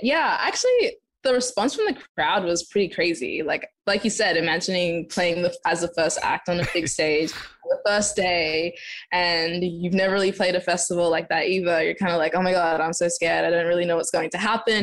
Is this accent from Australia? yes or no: yes; Adelaide, South Australia, Australia; moved away as an adult; also born or lived in Zimbabwe; now in Los Angeles, United States; I'm originally from Zimbabwe. I was born there and lived in Adelaide, and now I'm in Los Angeles